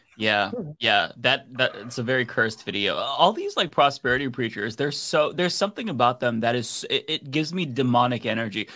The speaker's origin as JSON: {"language": "English", "country": "United States", "said": "as an American"}